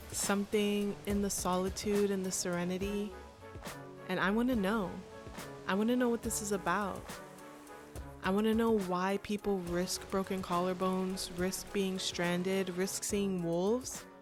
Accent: Miami, Florida, United States; moved away; I'm from Miami, Florida, and I moved all the way across the country

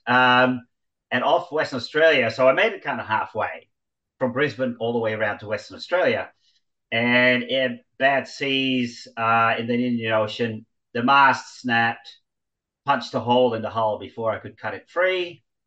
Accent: Netherlands; moved away; growing up in Holland, you cycle everywhere

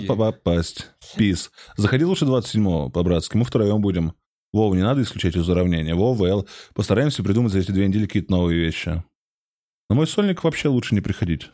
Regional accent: Moscow, Russia; я здесь, я из Москвы.

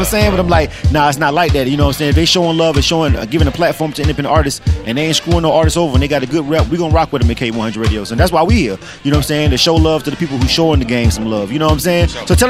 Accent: Florida, United States; now in Atlanta, United States; I'm not born and raised here, but I've been for 20 years, and pretty much Clayco is where I reside. I'm from Florida.

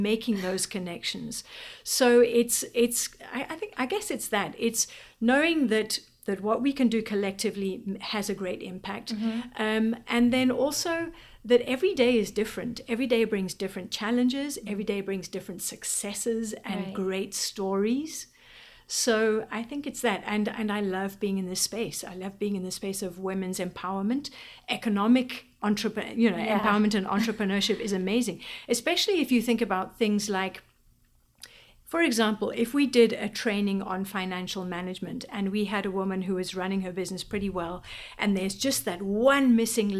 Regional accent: Eswatini; moved away as an adult; now in Washington D.C., United States; I was born in Swaziland, so I've lived there the majority of my life.

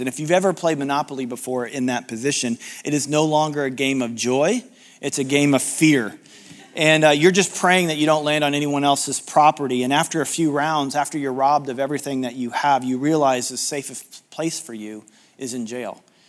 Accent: United States; being American

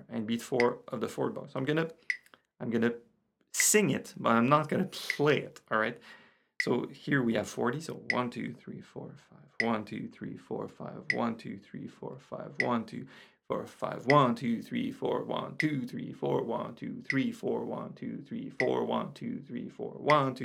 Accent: Canada; English is a second language; I'm French Canadian.

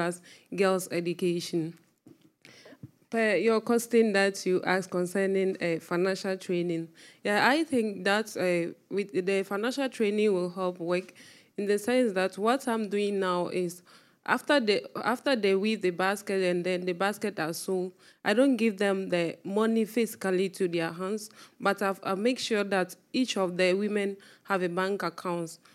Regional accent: Ghana; from Ghana

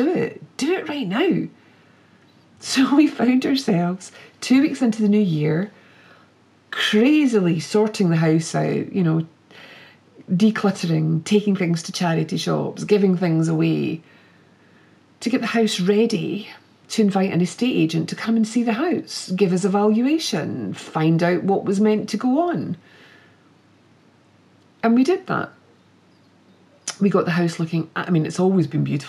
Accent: Glasgow, Scotland, United Kingdom; also born or lived in Edinburgh; even though I was brought up in Glasgow, Edinburgh feels more like home, because we brought our three girls up in Edinburgh and we lived there for over 16 years.

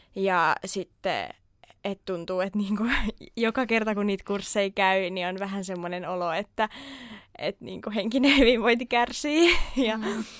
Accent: Turku, Southwest Finland, Finland; ihan Turusta kotoisin ja nyt sitten pitkän harkinnan jälkeen jäin myös turkulaiseksi.

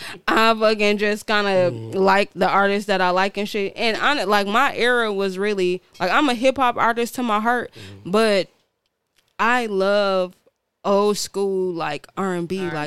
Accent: Milwaukee, Wisconsin, United States; also born or lived in Bermuda; I'm from Milwaukee.

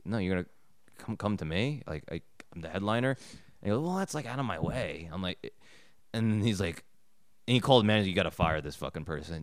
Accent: New York, United States; I'm from New York

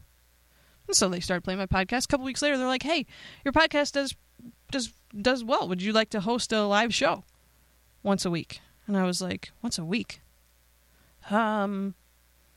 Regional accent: Pennsylvania, United States; I'm from Pennsylvania.

